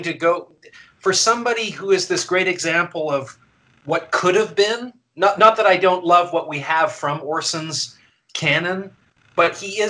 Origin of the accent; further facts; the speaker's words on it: Canada; now in United States; I'm Canadian